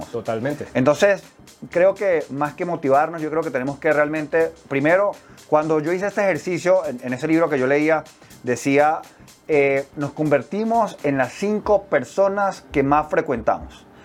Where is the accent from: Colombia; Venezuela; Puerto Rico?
Venezuela; moved away as an adult; pero pues yo salí de Venezuela a los 18 años, tengo 34.